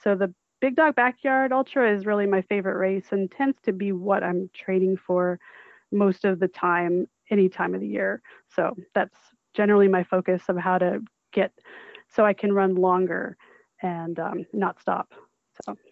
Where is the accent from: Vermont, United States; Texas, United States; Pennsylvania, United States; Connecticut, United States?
Vermont, United States; moved away; I grew up in Vermont, so I know snow pretty well